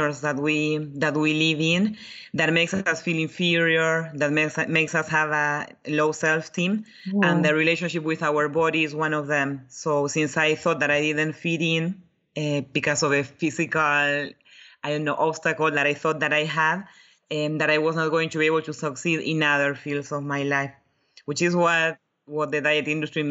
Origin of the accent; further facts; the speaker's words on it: Buenos Aires, Argentina; moved away as an adult; now in Europe; I grew up in Buenos Aires, Argentina, but I moved to Europe when I was 28.